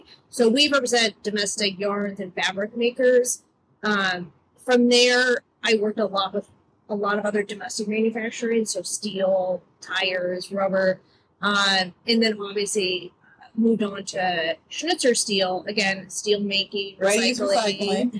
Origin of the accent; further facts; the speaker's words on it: Eastern Oregon, United States; moved away as an adult; also born or lived in Washington, D.C.; now in Oakland, United States; I moved from DC, and I'm originally from Oregon, Eastern Oregon, and I grew up on a farm. My dad did cash crop farms, like wheat and potatoes, watermelons is the big thing.